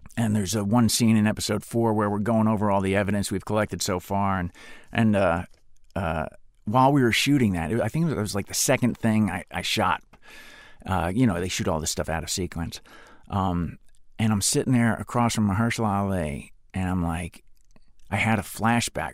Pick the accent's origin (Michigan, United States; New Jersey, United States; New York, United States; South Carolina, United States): New Jersey, United States; Spring Lake; moved away; I grew up on the Jersey Shore